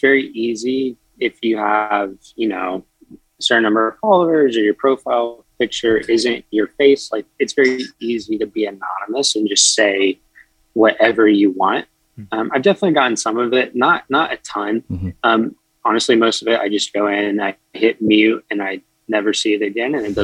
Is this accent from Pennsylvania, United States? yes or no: no; Charlotte, North Carolina, United States; I'm from Charlotte, North Carolina